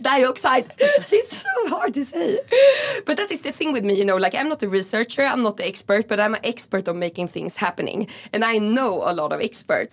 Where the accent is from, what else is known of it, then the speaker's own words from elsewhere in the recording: Stockholm, Stockholm County, Sweden; moved away as an adult; also born or lived in Åland / Berlin; I'm raised in Gamla stan, actually on Stortorget. So very city center of Stockholm